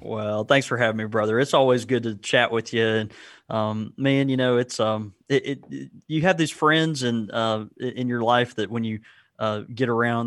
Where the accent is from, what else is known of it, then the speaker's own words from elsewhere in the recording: the South, United States; I'm from the South. I'm a child of the South